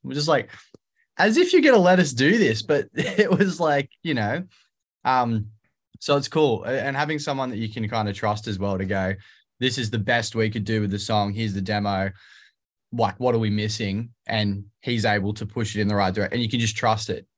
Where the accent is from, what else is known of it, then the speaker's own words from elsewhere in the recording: Australia; I'm the singer from Aussie pop punk band …